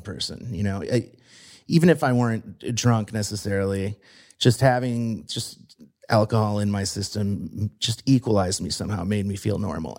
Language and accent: English; Midwest, United States; moved away as an adult; also born or lived in Brooklyn, New York; now in Pittsburgh, United States; I was a Midwestern kid